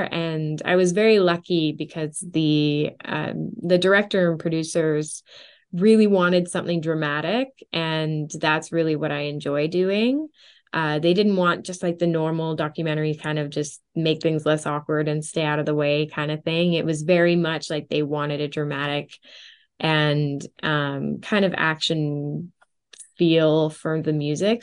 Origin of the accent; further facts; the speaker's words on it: Canada; also born or lived in Orange County, United States; my dream studio here, uh, in my hometown